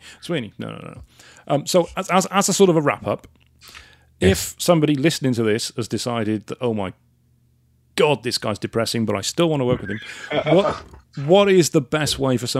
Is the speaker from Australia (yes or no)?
no; Wales, United Kingdom; I'm definitely Welsh.